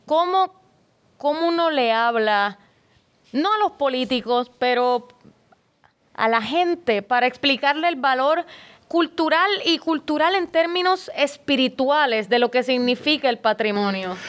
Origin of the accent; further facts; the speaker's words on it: San Juan, Puerto Rico; yo soy de de Río Piedras, de Santa Rita